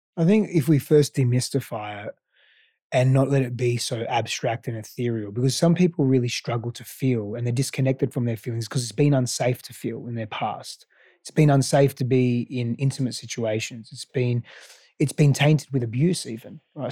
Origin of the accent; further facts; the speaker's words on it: Australia; first language Greek; English is a second language; also born or lived in Greece; now in Austin, United States; I grew up in Australia, I also grew up in Greece for the first part of my